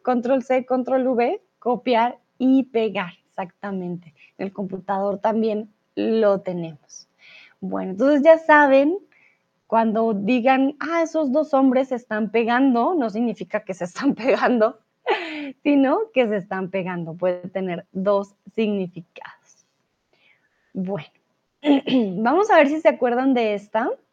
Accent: Colombia; soy de Colombia

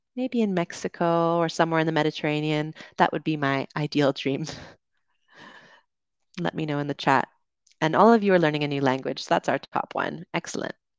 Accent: Canada; now in Dominican Republic; I'm from Canada.

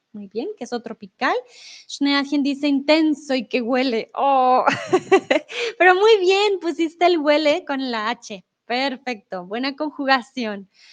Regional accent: Bogotá, Colombia; also born or lived in Mexico; now in Germany; de donde yo vengo, de Bogotá

